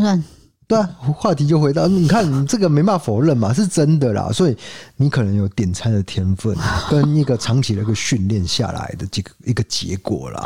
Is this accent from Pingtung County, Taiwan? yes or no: no; Kaohsiung, Taiwan; 我们高雄人哦，都会去那个高雄火车站附近补习